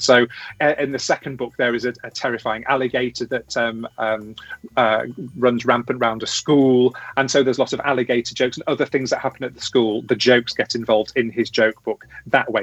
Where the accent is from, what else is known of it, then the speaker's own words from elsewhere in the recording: Cheshire, North West England, United Kingdom; also born or lived in Coventry; I was born in Coventry, where a lot of my family still live, and then uh, my family moved to Cheshire, where the rest of my family still live. And yeah, went to school